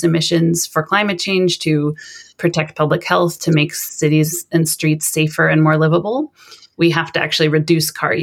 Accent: Sonoma, California, United States; moved away as an adult; now in Lund, Sweden; I grew up in California in a town called Sonoma, which is about an hour north of San Francisco

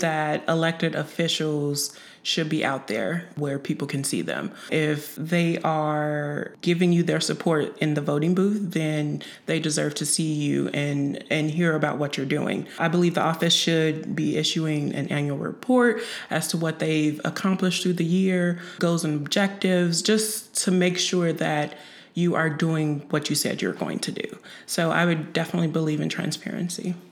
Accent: Chicago, Illinois, United States; moved away as an adult; also born or lived in Quincy, Illinois / Macomb, Illinois / Springfield, Illinois; now in Urbana, United States; I was born and raised in Chicago

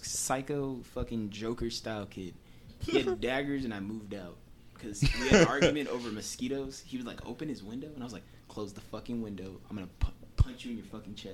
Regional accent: Long Beach, California, United States; I'm from California, Long Beach

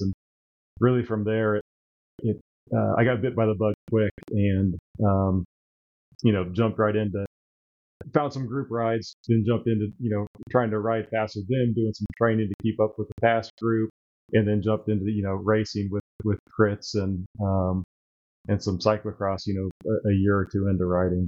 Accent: Terre Haute, Indiana, United States; i'm a lifelong hoosier born and raised in indiana um, grew up in terre haute so the west side of the state

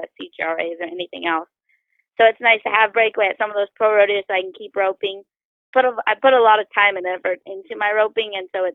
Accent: Alberta, Canada; I'm from Alberta

